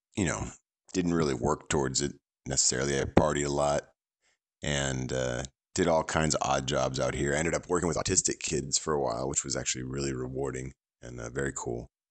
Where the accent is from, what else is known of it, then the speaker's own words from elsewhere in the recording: San Francisco Bay Area, California, United States; I grew up in in the San Francisco Bay Area